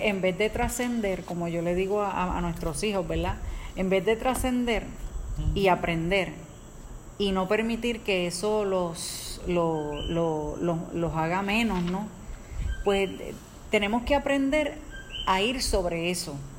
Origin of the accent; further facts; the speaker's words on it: Caguas, Puerto Rico; nosotros somos de Caguas, Puerto Rico